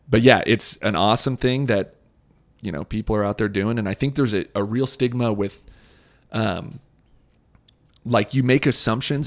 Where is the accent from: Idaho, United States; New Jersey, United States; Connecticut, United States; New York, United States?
Idaho, United States; Boise; my hometown